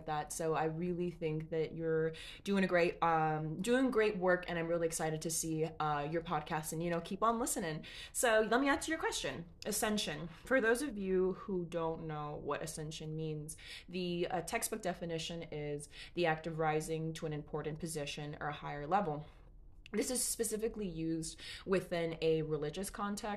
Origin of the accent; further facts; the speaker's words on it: Los Angeles, California, United States; I'm Mexican American, and we live in Los Angeles